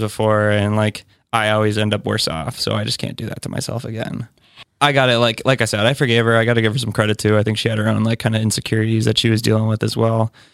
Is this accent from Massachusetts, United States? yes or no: yes; Westford, Massachusetts, United States; moved away as an adult; now in Somerville, United States; from Westford, Massachusetts